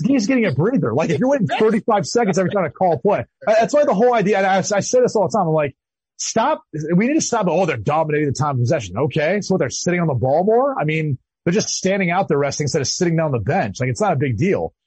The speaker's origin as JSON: {"language": "English", "region": "Midwest", "country": "United States", "tie": "born or raised there", "said": "I grew up in the Midwest"}